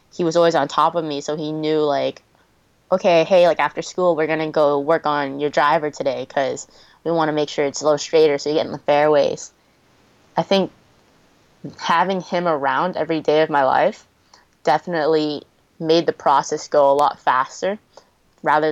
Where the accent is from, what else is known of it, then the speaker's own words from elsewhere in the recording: Massachusetts, United States; I grew up in Massachusetts where the weather is known for the winter sometimes.